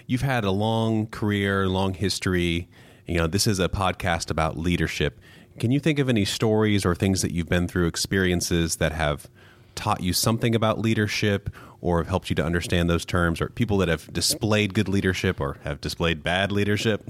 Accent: Midwest, United States; I was raised in the Midwest

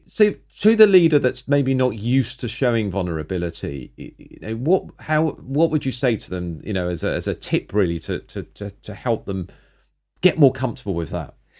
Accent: United Kingdom; I'm male, I'm British

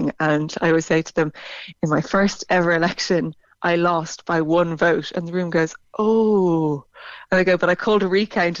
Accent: Ireland

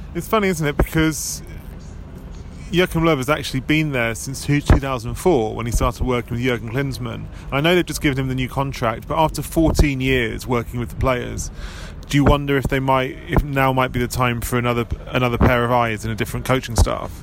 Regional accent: England, United Kingdom; as an English person

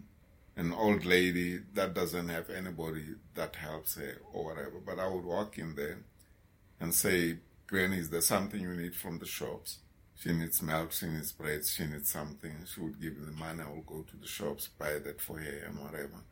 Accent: Johannesburg, Gauteng, South Africa; I was born and I grew up in a place called Tladi in Soweto.

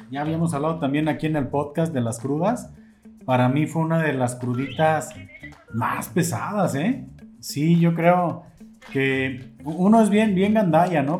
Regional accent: Mexico; como mexicano

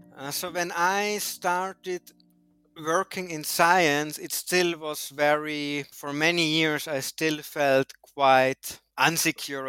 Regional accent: Austria; moved away as an adult; also born or lived in Switzerland / Netherlands; now in Berlin, Germany; I grew up in the mountains in Austria, studied in Switzerland, did a PhD in the Netherlands, and ended up in Berlin, Germany six years ago.

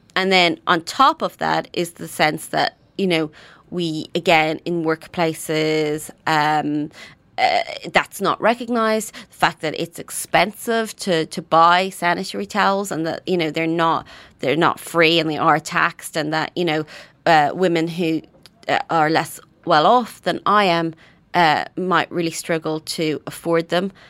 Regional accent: Ireland; moved away as an adult; now in United Kingdom; I grew up in Ireland

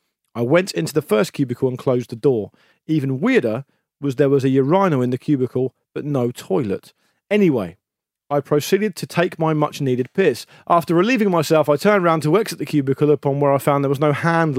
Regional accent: Titchfield, South East England, United Kingdom; I grew up in Titchfield, a small village

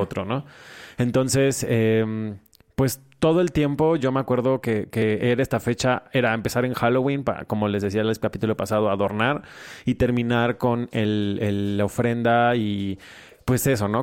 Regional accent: Mexico

